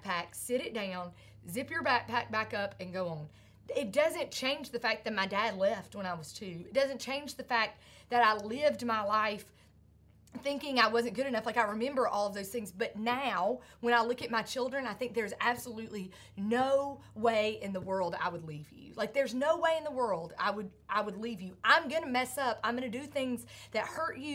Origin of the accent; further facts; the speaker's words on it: Sandy Ridge, North Carolina, United States; growing up in Sandy Ridge, North Carolina